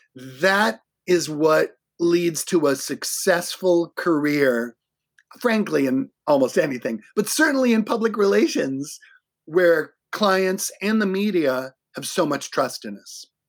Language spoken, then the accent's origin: English; Boston, Massachusetts, United States; moved away as an adult; now in Minneapolis, United States; I'm from Boston. I'm, I'm not originally from Minnesota